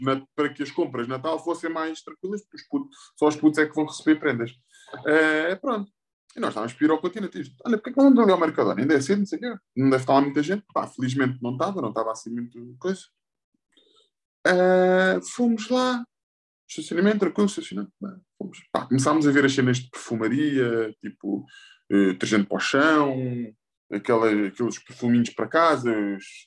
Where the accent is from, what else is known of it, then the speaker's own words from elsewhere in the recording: Portugal; Como português